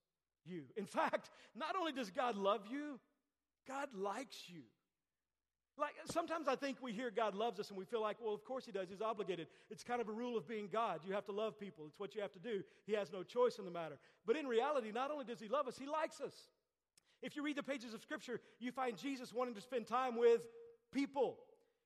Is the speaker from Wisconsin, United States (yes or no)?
no; Texas, United States; I grew up in Texas